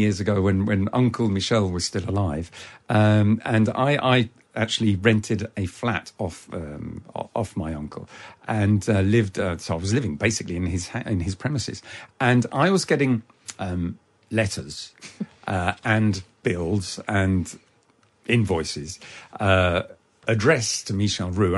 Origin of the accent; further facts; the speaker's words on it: United Kingdom; dad and mum arrived in the UK in 1959, and I was born in 1960. So I'm not just from French stock. I was actually made here as well.